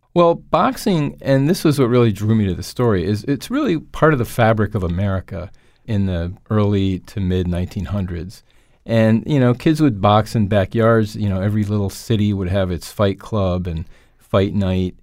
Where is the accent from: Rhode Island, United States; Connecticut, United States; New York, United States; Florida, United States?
Connecticut, United States; Windsor Locks; I grew up in Windsor Locks, Connecticut, a mill town on the Connecticut River.